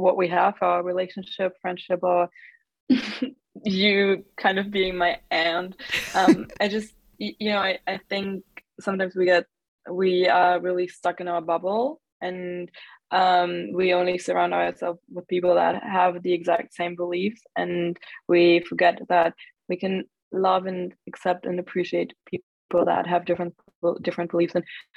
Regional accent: Germany; also born or lived in United States; I grew up in Germany. I've always lived here besides having spent 1 year in the US

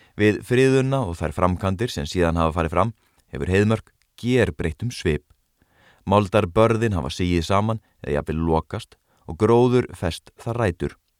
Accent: Garðabær, Capital Region, Iceland; þegar ég ólst upp í Garðabænum að hluta til

